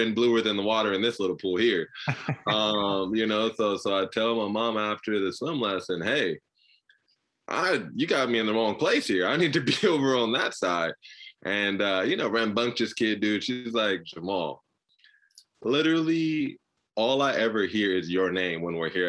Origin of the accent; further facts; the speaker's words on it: Inglewood, California, United States; Cedar Sinai, Inglewood, California, my whole life.